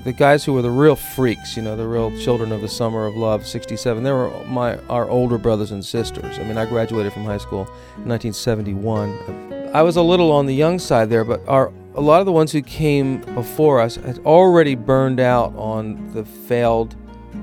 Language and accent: English; outside of Philadelphia, Pennsylvania, United States; I went to high school right outside of Philadelphia, PA